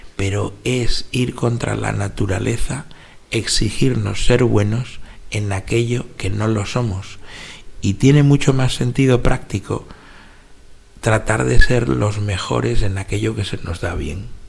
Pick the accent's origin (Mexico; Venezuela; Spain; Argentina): Spain; Madrid, Community of Madrid; Yo soy madrileño y he vivido un buen número de años dentro de la ciudad de Madrid y después bastantes años en pueblos, que rodean Madrid